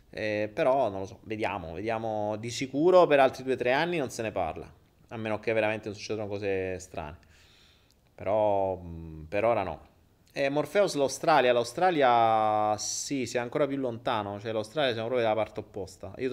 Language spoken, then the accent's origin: Italian; Sardinia, Italy; moved away; io ripeto, non stando più in Italia, però quando è usavo EcoBank. Bella la Repubblica Ceca, bene, sono sarda, parli della Sardegna